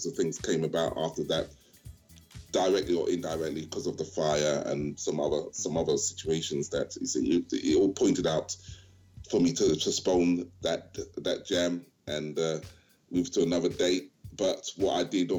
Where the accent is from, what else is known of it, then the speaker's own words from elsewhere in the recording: London, United Kingdom; my people from that area. That's, you know, that's my home. That's my hometown.